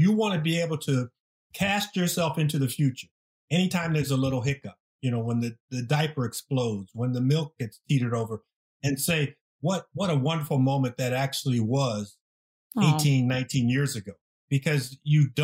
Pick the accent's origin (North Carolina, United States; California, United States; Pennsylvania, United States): California, United States; Southern; moved away as an adult; also born or lived in Green Bay; I came from Southern California.